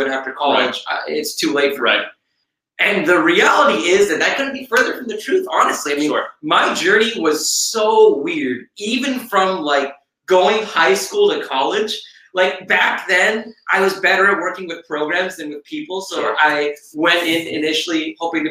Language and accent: English; Dallas, Texas, United States; The first show I worked on was Dallas. And that was awesome because it was in my hometown